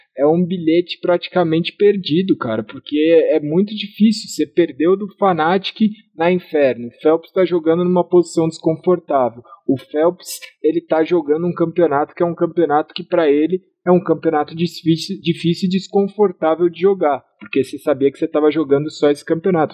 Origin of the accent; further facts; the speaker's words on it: Brazil; eu sou brasileiro